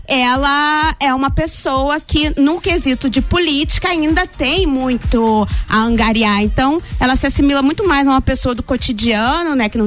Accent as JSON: {"language": "Portuguese", "region": "Rio de Janeiro", "country": "Brazil", "said": "Como boa carioca, né? Adoro."}